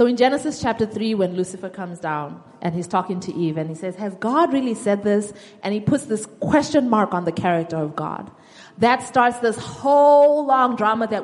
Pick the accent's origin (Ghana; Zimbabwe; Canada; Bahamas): Zimbabwe; moved away; I'm from Zimbabwe, and there was a time in my country's history